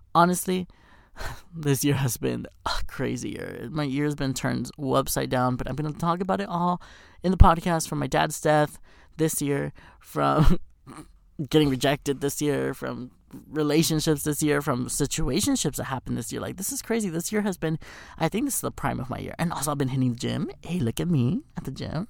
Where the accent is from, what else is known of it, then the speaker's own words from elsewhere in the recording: Texas, United States; moved away as an adult; now in Los Angeles, United States; I'm from Texas